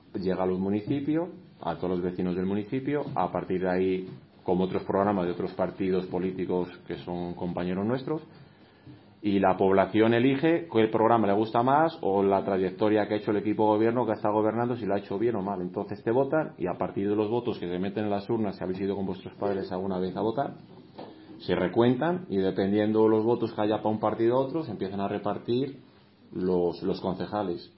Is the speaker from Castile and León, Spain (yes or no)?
yes; Castellanos de Moriscos, Castile and León, Spain; also born or lived in Salamanca; yo he visto este municipio evolucionar de niño